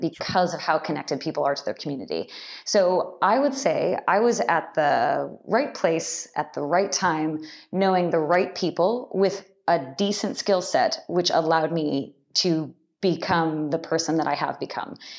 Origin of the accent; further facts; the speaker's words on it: just outside of the Bay Area, California, United States; also born or lived in Irvine, California / Japan; I grew up in California, just outside of the Bay Area